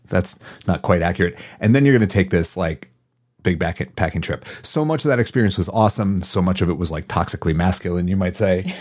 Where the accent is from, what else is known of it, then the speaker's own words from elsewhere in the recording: Madison, United States; moved away as an adult; I grew up in Madison